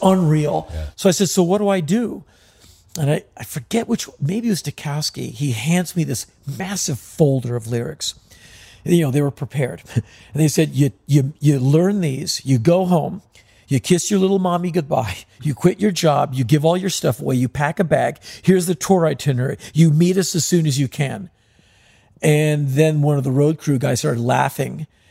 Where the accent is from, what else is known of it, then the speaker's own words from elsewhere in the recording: United States; we're from America